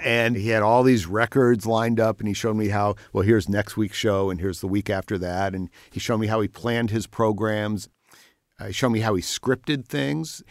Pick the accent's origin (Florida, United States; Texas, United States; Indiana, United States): Indiana, United States; Bloomington; moved away as an adult; also born or lived in Detroit; to have grown up here